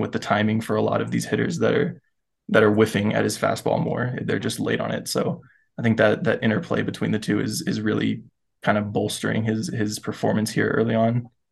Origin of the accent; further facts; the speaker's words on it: Florida, United States; I grew up in Florida, so closest team was the Rays